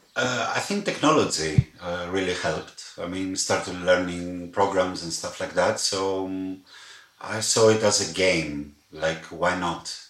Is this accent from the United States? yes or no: no; Athens, Attica, Greece; moved away as an adult; now in Berlin, Germany; I'm from Athens. I'm a Greek guy